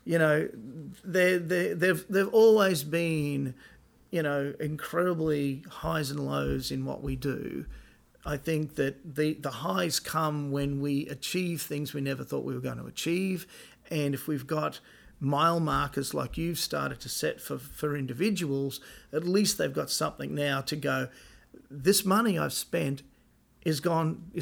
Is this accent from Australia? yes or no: yes; Australia; moved away; being an Aussie